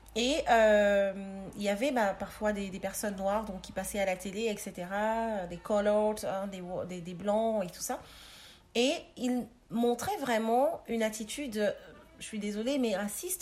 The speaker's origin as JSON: {"language": "French", "country": "Cameroon", "tie": "born or raised there", "also_born_or_lived": "Paris, France / Cape Town, South Africa", "moved": "as an adult", "lives_now": "Mechelen, Belgium", "said": "je suis née, euh, au Cameroun. Je suis partie à mes dix-huit ans"}